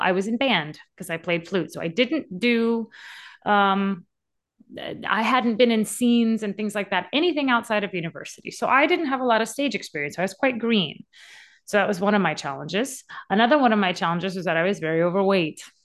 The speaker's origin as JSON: {"language": "English", "region": "Louisiana", "country": "United States", "tie": "born or raised there", "said": "I grew up in Louisiana."}